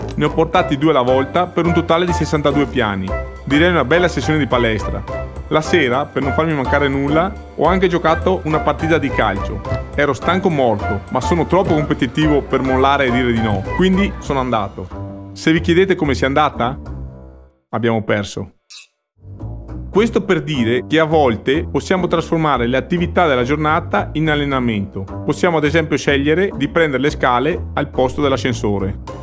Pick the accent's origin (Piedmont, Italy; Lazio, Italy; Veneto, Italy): Veneto, Italy; Cortina d'Ampezzo; Sono nato e vivo a Cortina